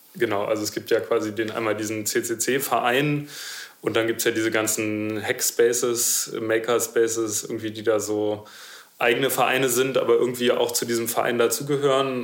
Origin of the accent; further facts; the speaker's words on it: Berlin, Germany; ich bin Berliner.